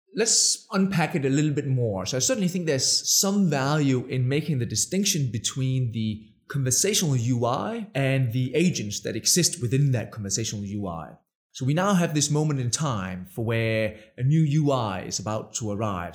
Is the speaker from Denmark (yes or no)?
yes; Denmark; English is a second language; moved away as an adult; also born or lived in Budapest, Hungary / New York, United States; the funny accent? I'm Danish.